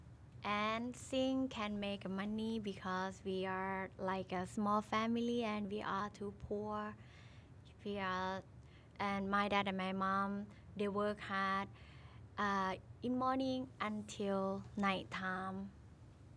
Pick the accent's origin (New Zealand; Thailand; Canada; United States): Thailand; Udon Thani; now in Bangkok, Thailand; I'm from Udon Thani. It's a northeast in Thailand. But now I stay in Bangkok